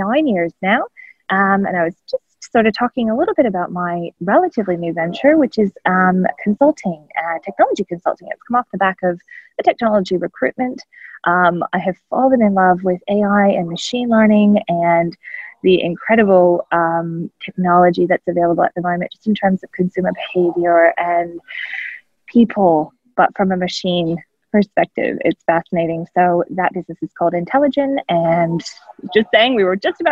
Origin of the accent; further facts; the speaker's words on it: Canada; moved away as an adult; now in Australia; I'm not Australian. I am a Canadian-born Australian adoptee, I like to say. I have been in Australia, nearly 12 years now.